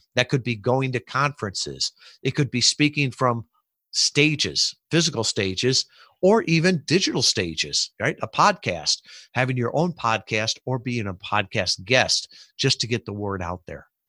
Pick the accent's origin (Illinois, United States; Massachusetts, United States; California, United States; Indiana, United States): Illinois, United States; Chicago; moved away; I grew up in the Midwest shub, suburbs of Chicago.